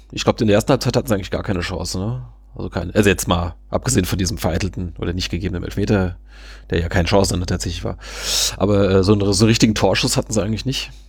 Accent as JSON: {"language": "German", "town": "Münster", "region": "North Rhine-Westphalia", "country": "Germany", "said": "da hätte also ich mich jetzt als, als Münsteraner auch sehr geärgert"}